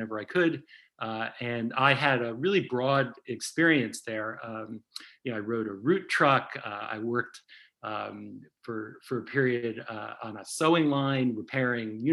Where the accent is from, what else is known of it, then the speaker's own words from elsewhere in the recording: New Haven, Connecticut, United States; moved away as an adult; also born or lived in New York; now in Boston, United States; I grew up in New Haven, Connecticut, and have spent almost my entire life in the Northeast